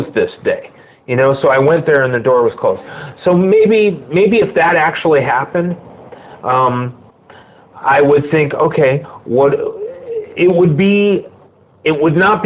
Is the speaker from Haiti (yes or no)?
no; Bridgeport, Connecticut, United States; moved away as an adult; also born or lived in Norwalk, Connecticut; now in Los Angeles, United States; I'm from Bridgeport, Connecticut